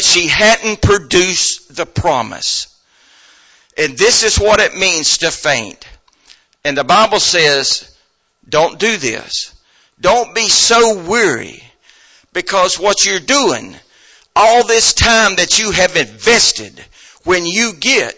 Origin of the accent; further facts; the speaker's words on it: United States; I'm an American